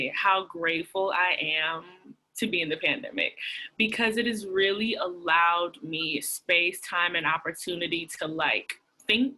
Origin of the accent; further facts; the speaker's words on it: Atlanta, Georgia, United States; moved away as an adult; also born or lived in Washington, D.C.; now in New York, United States; I'm born and raised in Atlanta, Georgia.